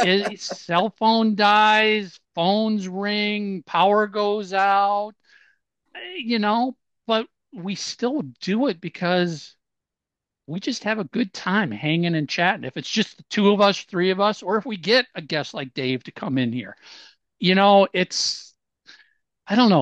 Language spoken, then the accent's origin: English; Minnesota, United States; I'm from Minnesota